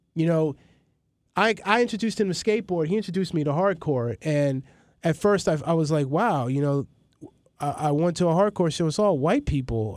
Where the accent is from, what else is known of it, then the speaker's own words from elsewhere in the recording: New York City, New York, United States; also born or lived in Maryland; I'm from Astoria, from across the street from the projects